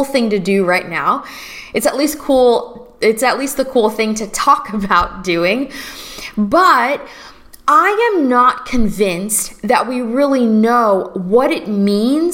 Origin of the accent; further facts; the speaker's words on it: Florida, United States; also born or lived in Los Angeles, United States; now in New Orleans, United States; I'm originally from Florida